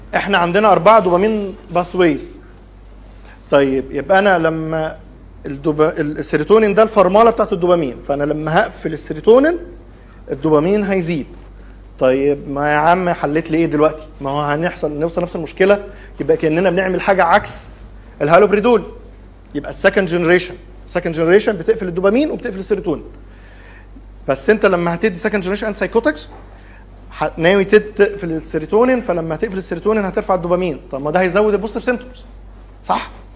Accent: Egypt; also born or lived in Saudi Arabia; عندنا في مصر

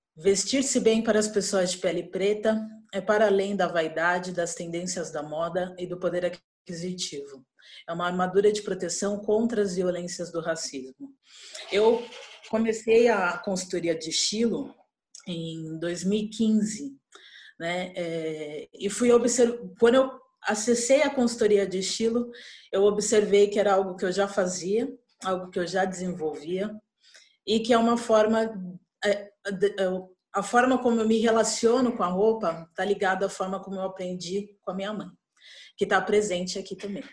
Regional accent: São Paulo, Brazil; sou paulistana

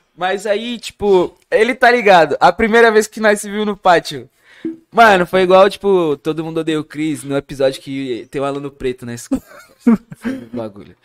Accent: ABC Paulista, São Paulo, Brazil; Sou da ABC

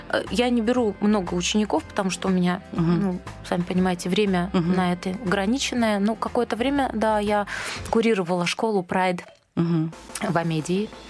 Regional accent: Dnipro, Dnipropetrovsk Oblast, Ukraine; Вообще мы из Днепропетровска обе.

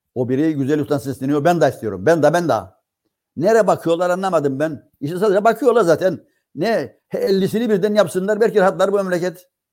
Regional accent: Cyprus; bizim Kıbrıslılar

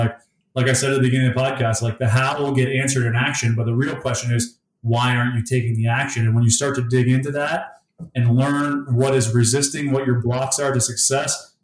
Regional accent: Essex, Ontario, Canada; now in Windsor, Canada; I grew up in Essex, Ontario, which is in Essex County.

